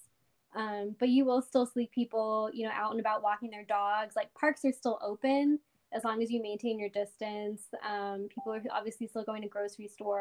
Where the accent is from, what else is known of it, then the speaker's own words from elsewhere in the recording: Odessa, Texas, United States; moved away as an adult; now in Dallas, United States; I grew up in Odessa, but right now I live in Dallas, Texas.